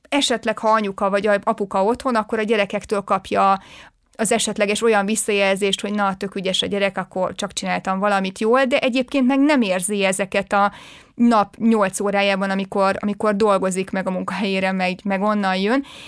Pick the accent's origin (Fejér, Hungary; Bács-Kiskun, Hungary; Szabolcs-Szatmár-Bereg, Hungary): Fejér, Hungary; Sárszentmihály; moved away as an adult; én egy pici faluból jövök, ott Igen. nőttem föl, 18 éves koromig ott éltem, Sárszent Mihályon, ez így a Fehérvár mellett pár kilométerre